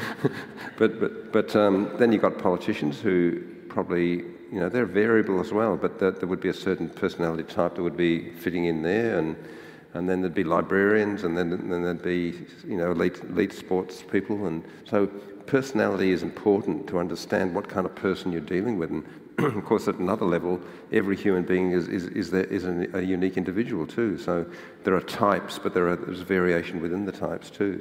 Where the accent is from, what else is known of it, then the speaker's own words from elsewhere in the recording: Ireland; now in Australia; I was born in Ireland